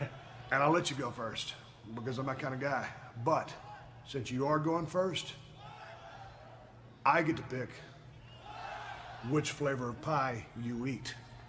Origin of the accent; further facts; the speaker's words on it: Texas, United States; we're basically in my home state of Texas, right here in Houston.